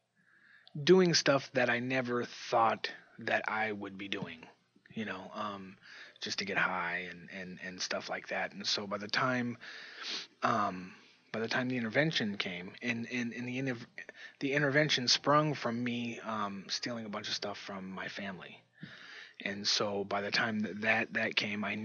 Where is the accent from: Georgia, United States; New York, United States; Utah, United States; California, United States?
California, United States; Bay Area; moved away as an adult; now in Yakima, United States; I'm from the Bay Area